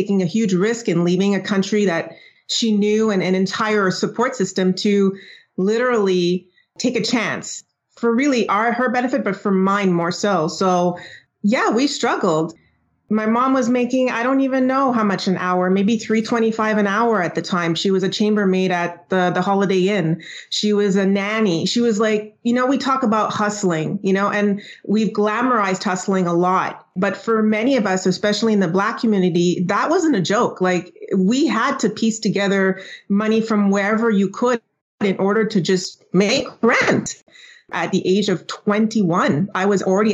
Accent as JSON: {"language": "English", "town": "Montreal", "region": "Quebec", "country": "Canada", "tie": "born or raised there", "also_born_or_lived": "Trinidad", "said": "I was born in Trinidad. I immigrated with my mom to Montreal in Quebec in Canada at the age of 6"}